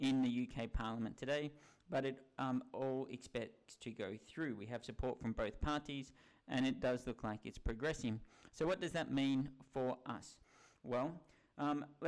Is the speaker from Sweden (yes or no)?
no; Melbourne, Victoria, Australia; now in United Kingdom; my home country of Australia and my home state of Melbourne in Victoria